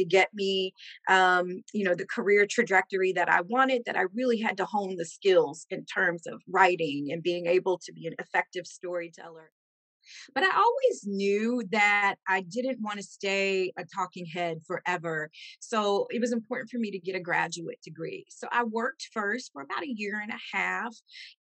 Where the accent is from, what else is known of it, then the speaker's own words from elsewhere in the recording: Carbondale, Illinois, United States; moved away; My hometown is Carbondale, Illinois